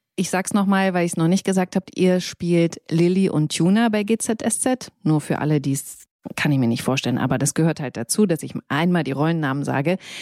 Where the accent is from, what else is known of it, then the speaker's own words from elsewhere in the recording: Saxony, Germany; ich komme ja aus Sachsen